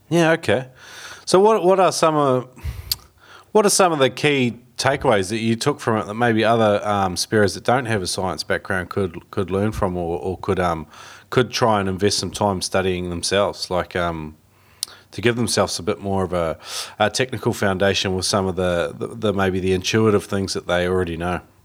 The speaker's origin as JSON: {"language": "English", "country": "New Zealand", "tie": "born or raised there", "also_born_or_lived": "China", "said": "I was brought up in New Zealand"}